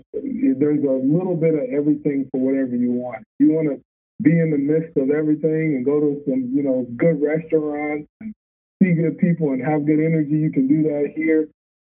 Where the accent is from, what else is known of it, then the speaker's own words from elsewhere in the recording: the South, United States; First off, so my family, we're from the South.